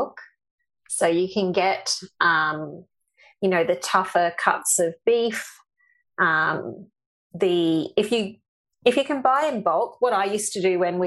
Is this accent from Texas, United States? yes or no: yes; Texas, United States; now in Australia; being Texan